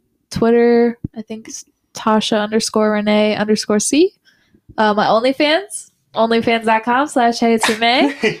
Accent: Plymouth, Indiana, United States; now in Mishawaka, United States; I'm from Plymouth.

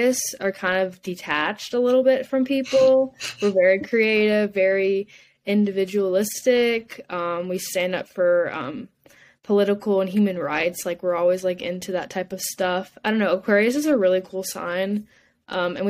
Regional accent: South Carolina, United States; I'm from South Carolina

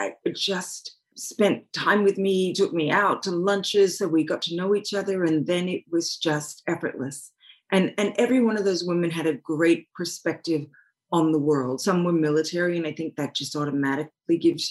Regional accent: Australia; moved away; also born or lived in Hawaii; I grew up on a beach in Australia

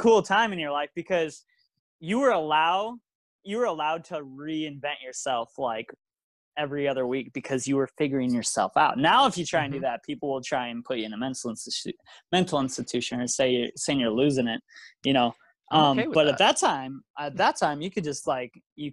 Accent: South Dakota, United States; from South Dakota

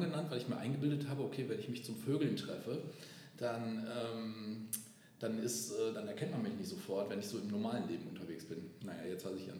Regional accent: Moers, North Rhine-Westphalia, Germany; moved away as an adult; now in Cologne, Germany; bin immer aus Mörs, ich komme vom Niederrhein, immer

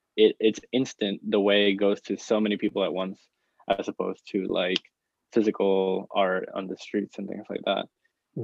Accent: Puerto Rico; moved away as an adult; now in United States; me growing up in Puerto Rico, I didn't I wasn't really that exposed to art, um, which is why I moved to the United States right here to pursue

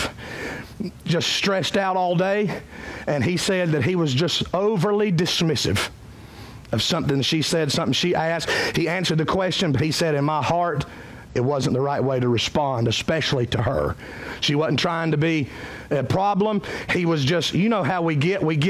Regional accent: Cowpens, South Carolina, United States; I'm from Cowpens.

